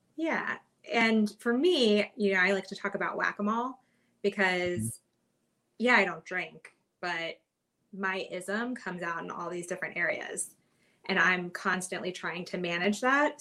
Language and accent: English; Kentucky, United States; moved away as an adult; also born or lived in New York; now in Hermosa Beach, United States; I am originally from Kentucky and I've kind of made my way out west um, over the years.